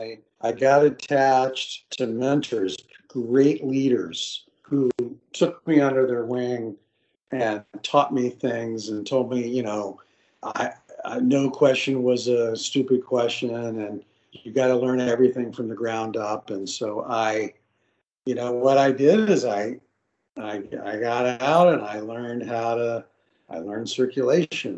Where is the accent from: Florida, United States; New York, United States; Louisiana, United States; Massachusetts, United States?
Florida, United States; Central; moved away as an adult; also born or lived in Arkansas; I grew up in Central Florida